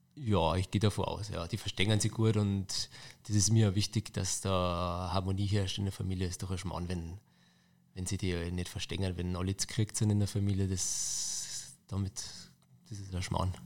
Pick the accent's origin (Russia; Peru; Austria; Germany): Germany; Neukirchen am Inn, Bavaria; also born or lived in Passau; geboren in Passau und dann aufgewachsen, äh, fünf Kilometer von Passau auf dem Land, das Kaffhaus Pfennigbach